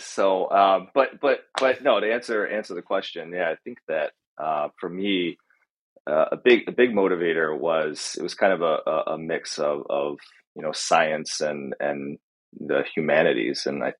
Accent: Pennsylvania, United States; I'm originally from Central PA, and we moved around Pennsylvania a lot.

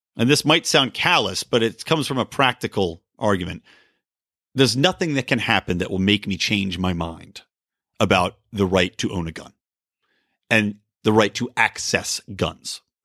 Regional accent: East Coast, United States; Growing up on the East Coast

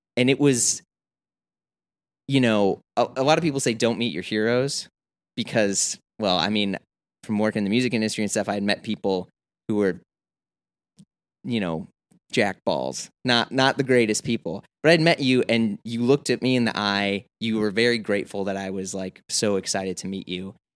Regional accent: Midwest, United States; moved away as an adult; now in New York, United States; I come from the Midwest where it's not like I live in cornfields or podunk

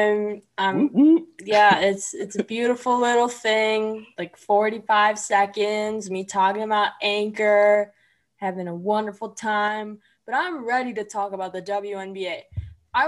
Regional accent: Bolingbrook, Illinois, United States; I'm from Bolingbrook, which is like 5 minutes from Naperville

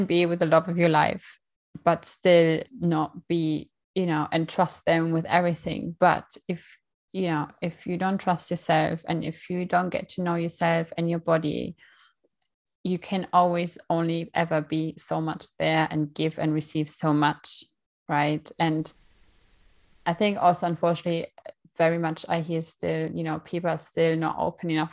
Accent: Germany; moved away; I'm from Germany originally

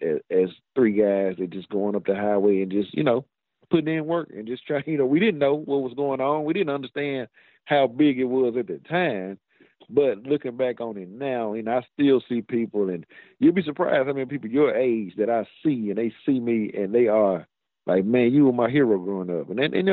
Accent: Mississippi, United States; also born or lived in Clinton, Mississippi; I'm proud to say I'm from Mississippi.

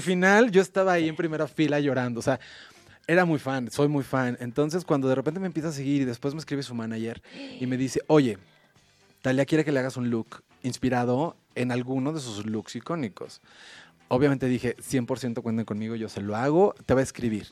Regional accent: Mexico; yo soy mexicano 100%

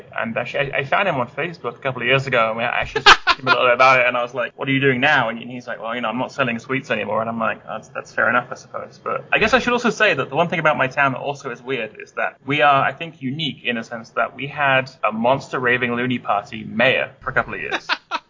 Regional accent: England, United Kingdom; because of course we can't have ninjas, we're English, right?

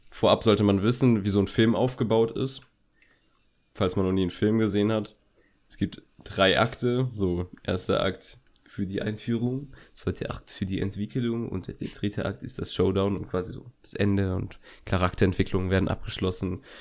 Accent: Berlin, Germany; wir kommen aus Berlin.

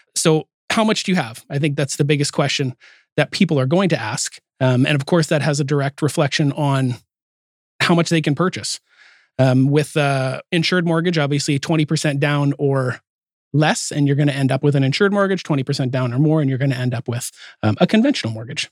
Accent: Calgary, Alberta, Canada; also born or lived in Salmon Arm; now in Port Coquitlam, Canada; I'm from Calgary

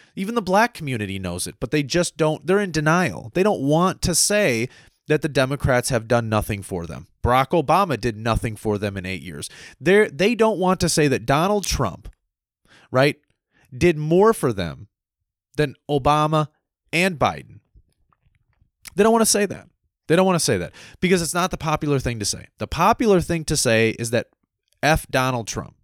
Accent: United States; I was born and raised as a free American

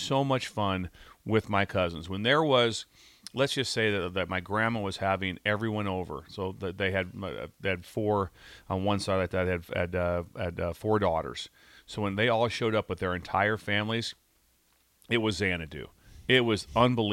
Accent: Pender, Nebraska, United States; the small town I grew up in Pender

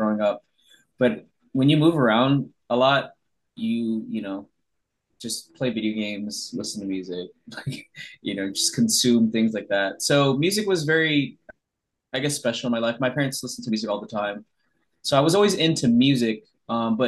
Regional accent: Honolulu, Hawaii, United States; now in Los Angeles, United States; growing up in Hawaii

